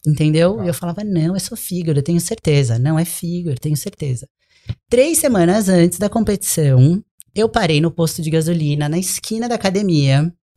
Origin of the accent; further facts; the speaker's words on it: Brazil; now in United States; eu sou do Brasil, moro aqui